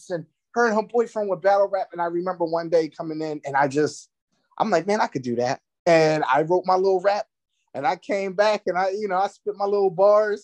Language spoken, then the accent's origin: English; Philadelphia, Pennsylvania, United States; accent: Philly; I'm from Philadelphia, PA